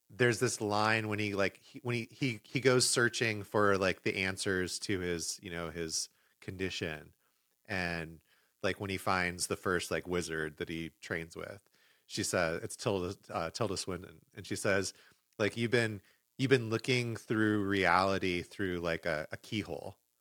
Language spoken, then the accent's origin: English; Los Angeles, California, United States; moved away; L A, which is my hometown.